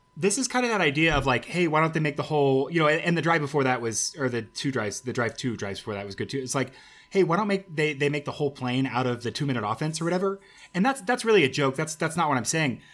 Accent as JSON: {"language": "English", "town": "Memphis", "region": "Tennessee", "country": "United States", "said": "I'm from Memphis"}